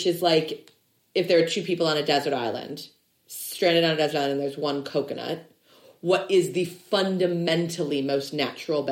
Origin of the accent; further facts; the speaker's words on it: Illinois, United States; we're both from Illinois